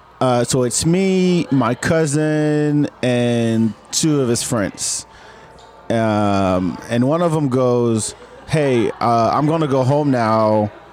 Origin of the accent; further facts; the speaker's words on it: Senegal; now in Austin, United States; In case you haven't met me, I'm originally from Senegal, West Africa.